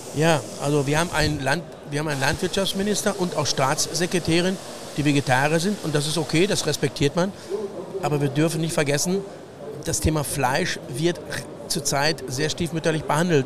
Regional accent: Ruhr area, North Rhine-Westphalia, Germany; ich als Ruhrpottler

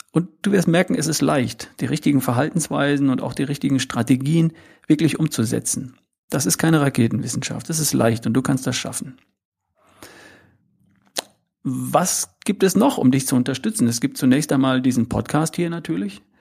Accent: North Rhine-Westphalia, Germany; keinen schwäbischen Akzent habe, dann liegt das daran, dass ich aus Ostwestfalen komme. Also ich bin geboren irgendwo in der Nähe zwischen Hannover und Bielefeld am Wiengebirge, um genau zu sein.

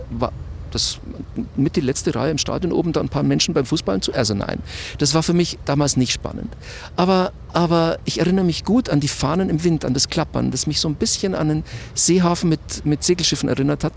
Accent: Munich, Bavaria, Germany; Ich bin eigentlich in Schwabing aufgewachsen, so um die Feilitzstraße rum.

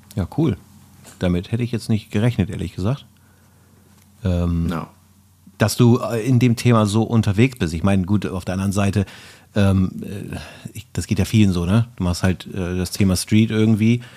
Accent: Bremen, Germany; also born or lived in Erlangen; ich komme aus Bremen, ich bin in Bremen geboren

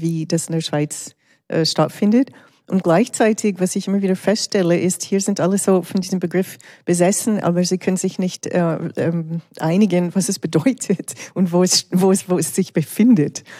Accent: Canada; now in Switzerland; Ich bin ja in Kanada aufgewachsen

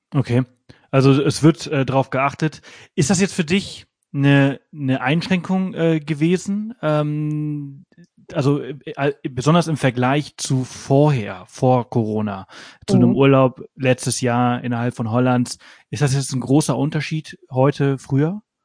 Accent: Pollença, Balearic Islands, Spain; now in Garmisch-Partenkirchen, Germany; ich komme ja aus Poyenza

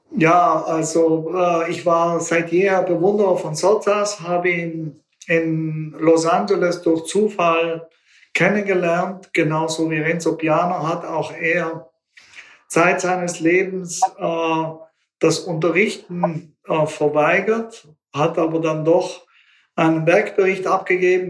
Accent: Bolzano, Trentino-Alto Adige, Italy; moved away as an adult; meiner Heimatstadt Bozen

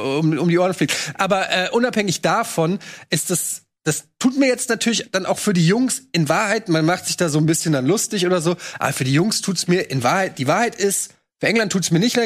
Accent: Germany; wir als Deutsche

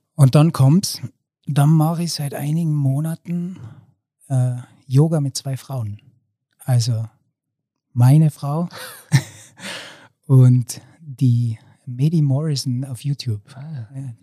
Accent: Zillertal, Tyrol, Austria; Ich bin 38 Jahre und komme aus dem Zillertal

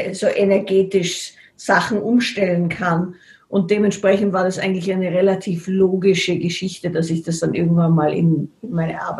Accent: Salzburg, Austria; ich bin in Salzburg aufgewachsen

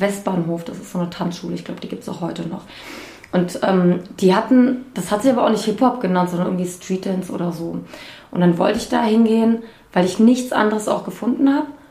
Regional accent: Bad Homburg, Hesse, Germany; ich komme aus Bad Homburg

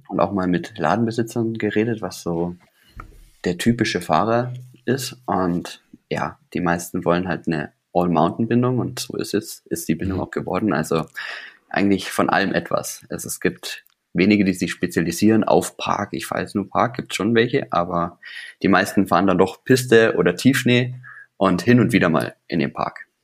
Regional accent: Weilheim, Bavaria, Germany; also born or lived in Starnberg; dann sind wir umgezogen nach Weilheim

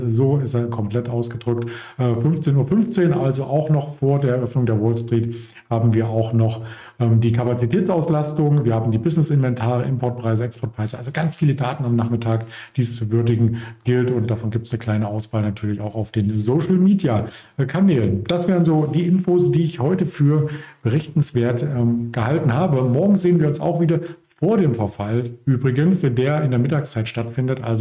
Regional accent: Potsdam, Brandenburg, Germany; ich zum Beispiel kannte es ähm, nicht als Potsdamer, als Berliner.

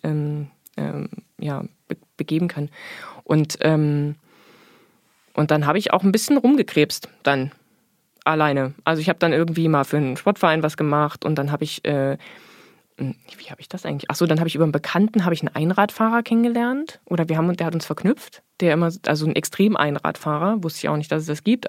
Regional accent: Erfurt, Thuringia, Germany; ich bin geboren in der DDR, äh, in Erfurt

